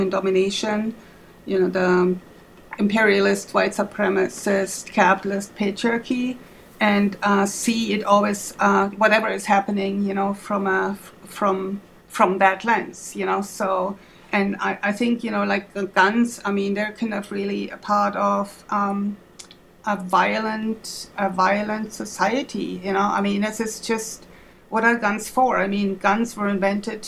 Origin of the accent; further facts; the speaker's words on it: Germany; English is a second language; moved away as an adult; now in Twin Cities, United States; Maybe you hear my accent. I'm from Germany originally, but have been in the United States since 1991. I came here to pursue a PhD